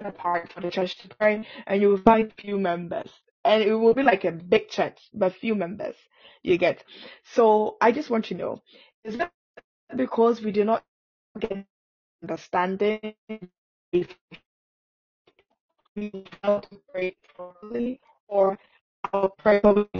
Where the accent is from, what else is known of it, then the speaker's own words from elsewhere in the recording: Ghana; I'm Ghanaian.